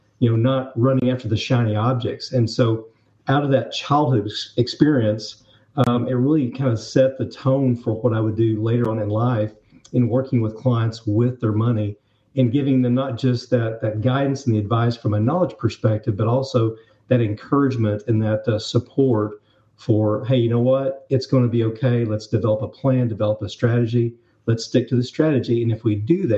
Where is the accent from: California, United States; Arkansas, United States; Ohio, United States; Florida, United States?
Arkansas, United States; Northwest; I'm actually from Arkansas. So I grew up in the Northwest Arkansas area